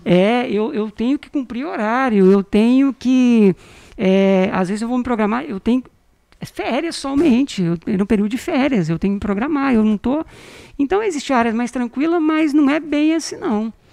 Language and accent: Portuguese; Vila Rica, Mato Grosso, Brazil; also born or lived in Campina da Lagoa, Paraná / Goiânia / Brasília; nós chegamos em 86. Imagina como que era isso aqui. Eu era menino pequeno